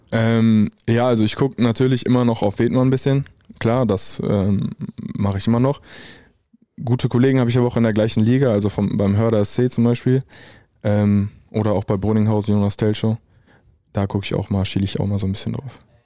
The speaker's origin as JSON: {"language": "German", "town": "Dortmund", "region": "North Rhine-Westphalia", "country": "Germany", "said": "ich komme eigentlich ursprünglich aus Dortmund"}